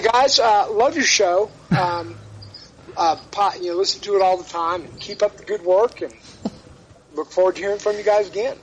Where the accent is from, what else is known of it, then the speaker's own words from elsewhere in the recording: Dallas, Texas, United States; moved away; I'm originally from Dallas